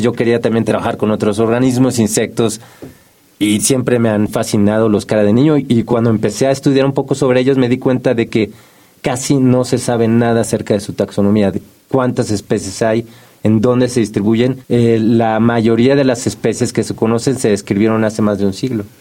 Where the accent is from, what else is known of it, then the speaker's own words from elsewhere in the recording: Mexico City, Mexico; como habitante de la Ciudad de México, yo nací aquí, como buen chilango